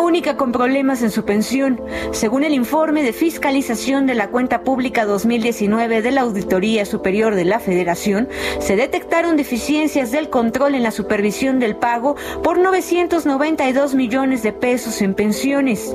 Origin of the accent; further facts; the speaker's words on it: Oaxaca, Mexico; Soy de Oaxaca, mi mamá es de Oaxaca y, aquí vivimos en Chimaluaca